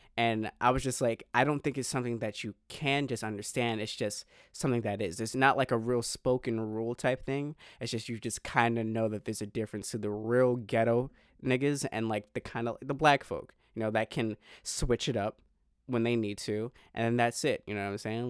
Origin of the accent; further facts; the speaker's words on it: East Coast, United States; growing up on the East Coast